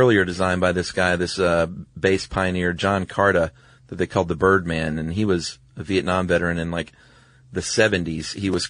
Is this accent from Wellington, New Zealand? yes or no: yes; Wellington, New Zealand; Hey guys, I'm from Wellington. I thought I'd share some light on one of New Zealand's more prominent gangs, the Mongrel Mob.